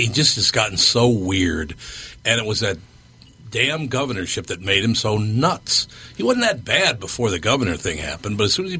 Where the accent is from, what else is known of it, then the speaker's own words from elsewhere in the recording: Minneapolis, Minnesota, United States; Obviously, growing up in North Minneapolis